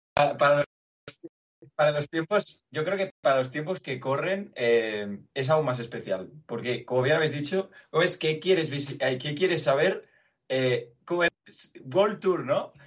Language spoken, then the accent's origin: Spanish; Barcelona, Catalonia, Spain; also born or lived in Belgium; Yo nací en Bélgica y viví solo trabajando ahí y desde entonces vivo en Barcelona. Durante mis, mis 22 años he vivido aquí, 23